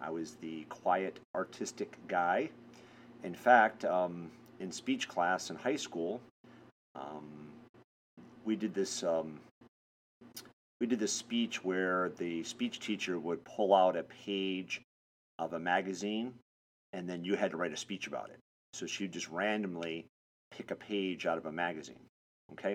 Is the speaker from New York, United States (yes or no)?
no; Michigan, United States; moved away as an adult; also born or lived in Florida / Texas / Los Angeles; I was born and raised in Michigan